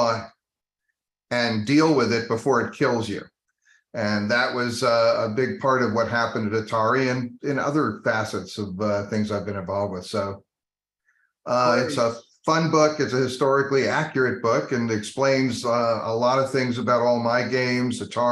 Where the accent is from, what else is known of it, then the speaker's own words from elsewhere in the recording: New Jersey, United States; also born or lived in Colorado; I spent the vast majority of my childhood in New Jersey